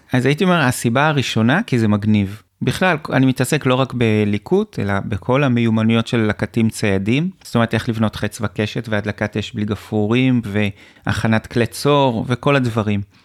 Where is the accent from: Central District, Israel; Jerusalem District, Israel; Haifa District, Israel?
Central District, Israel; Hibat Tzion; גדלתי במושב בעמק חפר, שנקרא חיבת ציון